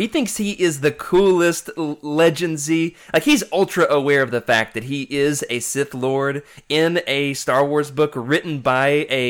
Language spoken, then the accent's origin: English; the South, United States; accent: Southern; also born or lived in Arkansas; I say Scourge like a southerner.